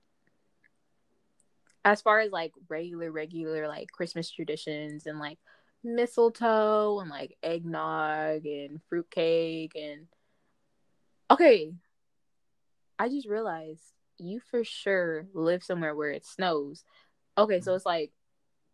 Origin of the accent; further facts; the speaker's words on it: California, United States; I'm from California, y'all. Like, it does not snow, like, in the slightest.